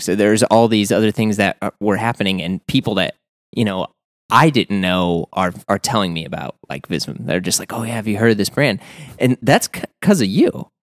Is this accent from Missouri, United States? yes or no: yes; St. Louis, Missouri, United States; being from the Midwest, I'm from Saint Louis